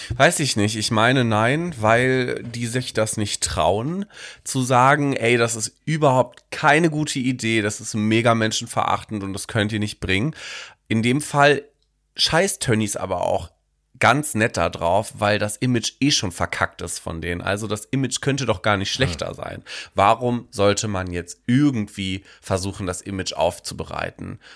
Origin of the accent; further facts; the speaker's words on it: Germany; bei uns in Deutschland